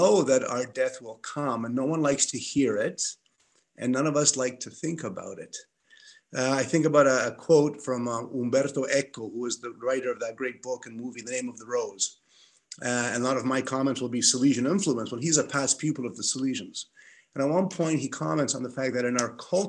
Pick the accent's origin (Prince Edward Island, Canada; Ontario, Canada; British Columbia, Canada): Ontario, Canada; Toronto; also born or lived in Montreal; I'm from Toronto